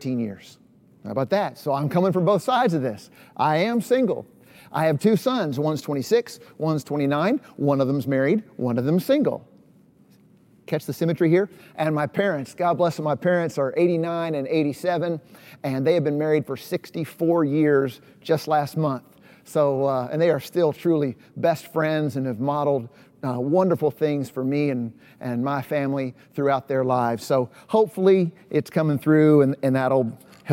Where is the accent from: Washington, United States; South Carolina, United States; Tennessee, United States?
Tennessee, United States; East; moved away as an adult; also born or lived in Chicago, Illinois; now in Knoxville, United States; I'm kind of a Southern boy. I grew up in East Tennessee, spent most of my adult life in Chicago, but about 5 years ago, I moved to Knoxville, Tennessee